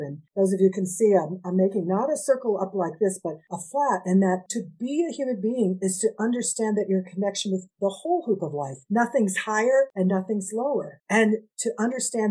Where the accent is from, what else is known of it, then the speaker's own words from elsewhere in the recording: United States; I'm half Indigenous, Nahua, which people know as Aztec, and I'm Mexican American